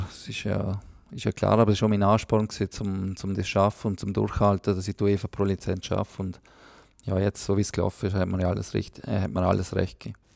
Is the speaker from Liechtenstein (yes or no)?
yes; Liechtenstein; der Platz der Gatter als Liechtensteiner ist ja auch nicht selbstverständlich, weil ich muss ja die Ausbildung in der Schweiz machen